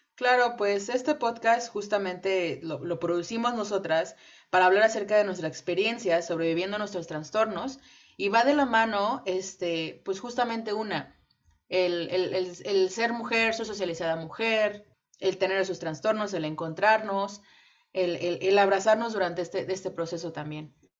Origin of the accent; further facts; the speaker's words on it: Mexico; nosotras somos eh, nacidas y criadas en México